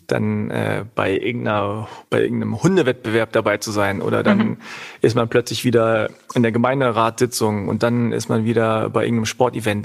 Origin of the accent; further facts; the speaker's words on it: Hanover, Lower Saxony, Germany; accent: Hochdeutsch; also born or lived in Göttingen; meine Eltern kommen aus Korea, aber ich bin in Deutschland geboren und aufgewachsen